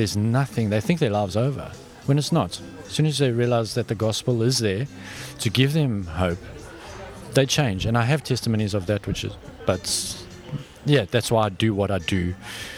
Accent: South Africa; moved away as an adult; also born or lived in Australia; now in Vanuatu; I'm from South Africa, born and bred South African

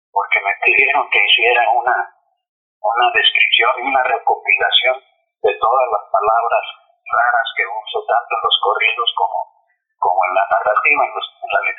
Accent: Sonora, Mexico; also born or lived in Guadalajara; yo nací en Guadalajara pero a los nueve años me llevaron a, vivir mi madre, me llevó a vivir a, Sonora.

